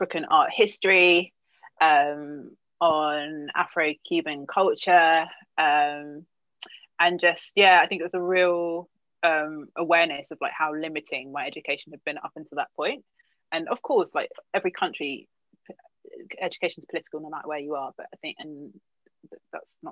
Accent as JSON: {"language": "English", "region": "West Wales", "country": "United Kingdom", "tie": "born or raised there", "also_born_or_lived": "London", "first_language": "English", "said": "I was born in London, but moved to West Wales when I was quite young."}